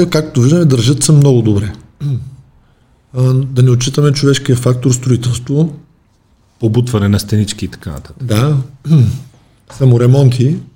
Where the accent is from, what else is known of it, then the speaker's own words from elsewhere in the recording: Dobrich, Dobrich Province, Bulgaria; съм от Добрич